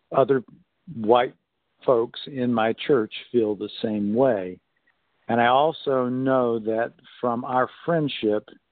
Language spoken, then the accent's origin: English; North Carolina, United States; I was raised in North Carolina